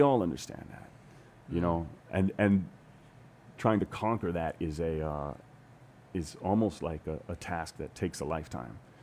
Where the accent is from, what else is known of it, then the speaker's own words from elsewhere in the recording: Hawaii, United States; moved away as an adult; also born or lived in New York / Los Angeles; I'm from Hawaii